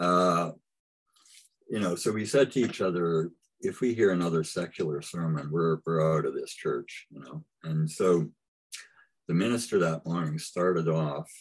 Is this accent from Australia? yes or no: no; Winnipeg, Manitoba, Canada; Winnipeg, where I lived